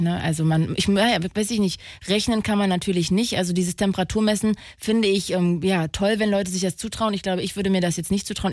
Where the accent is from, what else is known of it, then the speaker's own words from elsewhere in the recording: Magdeburg, Saxony-Anhalt, Germany; ich bin ein Magdeburger Kind